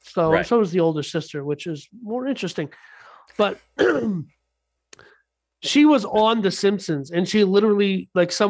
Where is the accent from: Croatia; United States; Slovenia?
United States; Texas; as a Texan myself